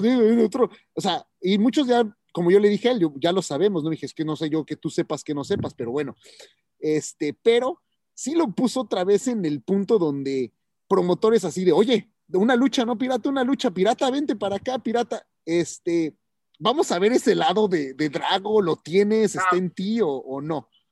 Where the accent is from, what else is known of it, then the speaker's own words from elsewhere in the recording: Mexico; now in United States; soy latino, wow, es mexicano